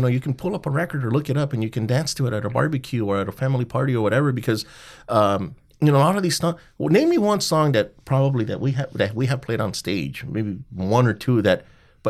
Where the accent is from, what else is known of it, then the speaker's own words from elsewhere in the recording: Montebello, California, United States; everybody knows we're from Montebello